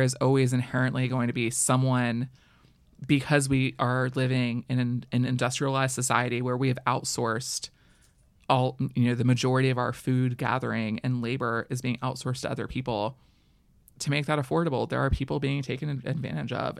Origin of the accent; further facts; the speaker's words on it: Florida, United States; I grew up in Florida where we boycotted certain restaurants